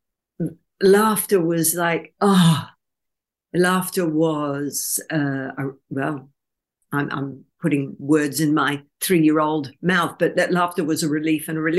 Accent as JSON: {"language": "English", "town": "Brisbane", "region": "Queensland", "country": "Australia", "tie": "born or raised there", "said": "my hometown of Brisbane, Australia."}